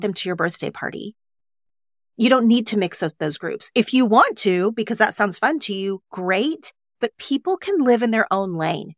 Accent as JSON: {"language": "English", "region": "Oklahoma", "country": "United States", "tie": "born or raised there", "moved": "yes", "lives_now": "Los Angeles, United States", "said": "growing up in Oklahoma"}